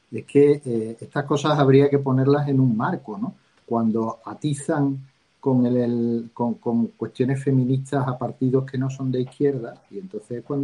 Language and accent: Spanish; Andalusia, Spain; yo soy andaluz y estoy en el Partido Popular de Andalucía